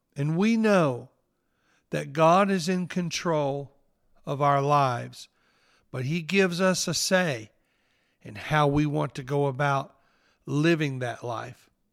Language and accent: English; New Albany, Mississippi, United States; accent: Southern; now in Orlando, United States; I was raised in northeast Mississippi in New Albany